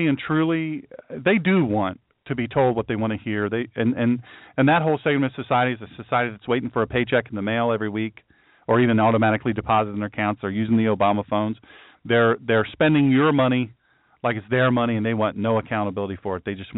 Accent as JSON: {"language": "English", "country": "United States", "said": "I'm from Sussex County, but not all Sussex County folks are stupid."}